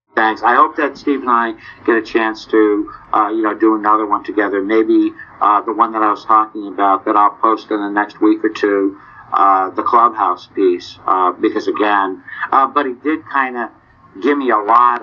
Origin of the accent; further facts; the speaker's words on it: New England, United States; now in Nashville, United States; I was originally from New England. I live in Nashville now